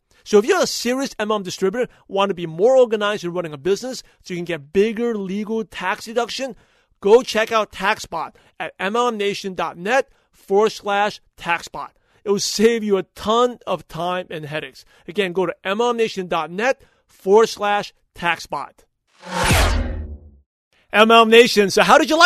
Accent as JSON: {"language": "English", "country": "United States", "tie": "born or raised there", "said": "I'm American-born Chinese, even though I was born in the U.S."}